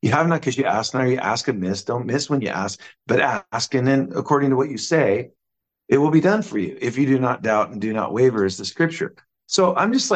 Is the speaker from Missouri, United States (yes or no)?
no; Seattle, Washington, United States; I told him I was from Seattle.